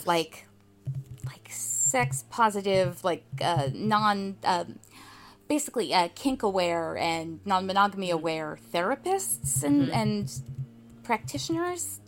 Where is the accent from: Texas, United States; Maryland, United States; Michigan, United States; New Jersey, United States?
New Jersey, United States; also born or lived in Portland, Oregon; last year I moved back from Portland, Oregon to New Jersey, where I grew up